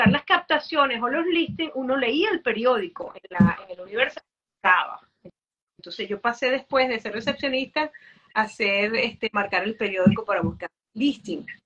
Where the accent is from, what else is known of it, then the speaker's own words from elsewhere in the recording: Venezuela; Eh, no me preguntaste, pero soy de Venezuela.